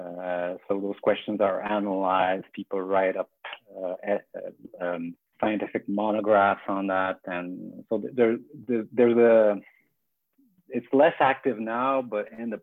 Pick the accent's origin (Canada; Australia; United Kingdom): Canada; Quebec City, Quebec; first language French; English is a second language; also born or lived in Montreal; And I'm from Quebec City. I studied in French.